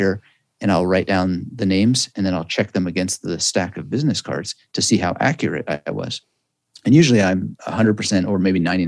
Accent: Canada; I'm Canadian, and you know, in Canada, we have bilingual culture, more or less.

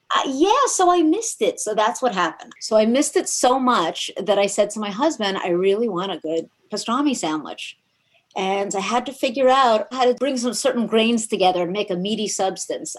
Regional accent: South Florida, United States; also born or lived in New York City / Miami / Boca Raton; So South Florida is really where I grew up.

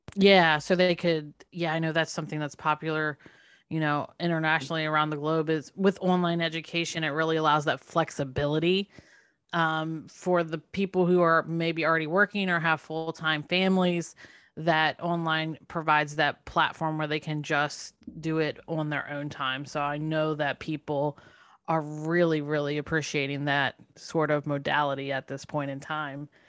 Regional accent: United States; accent: very American; my very American accent

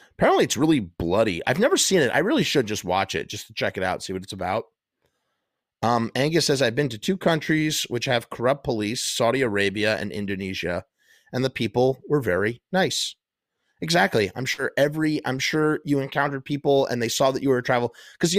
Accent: Israel; English is a second language; It didn't help the fact that we came from Israel, which used to have a big beef with Egypt.

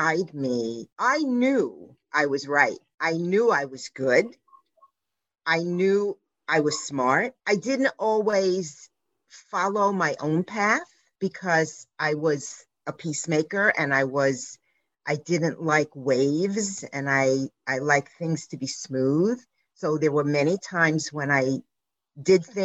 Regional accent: New York City, New York, United States; I grew up on the Lower East Side in New York City

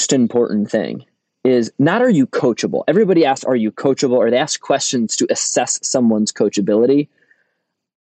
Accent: Rhode Island, United States; accent: Rhode Island (similar to Boston accent); I come from Rhode Island, and Rhode Island in New England is associated with an accent that is similar to what most people recognize as a Boston accent

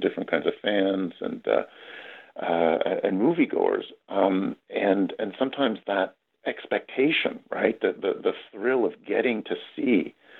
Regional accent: Toronto, Ontario, Canada; That's right. Yes.

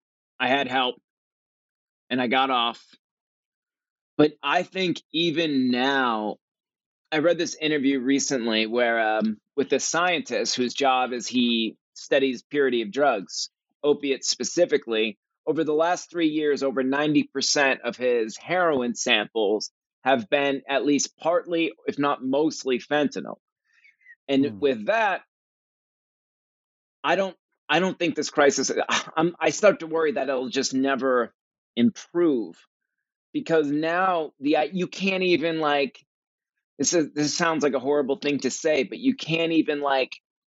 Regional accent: Cape Cod, Massachusetts, United States; I grew up in Cape Cod. It's a beautiful, beautiful beach town in Massachusetts.

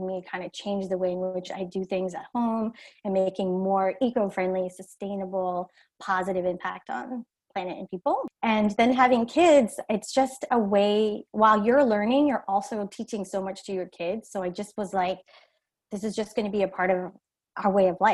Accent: India; moved away; I'm originally from India

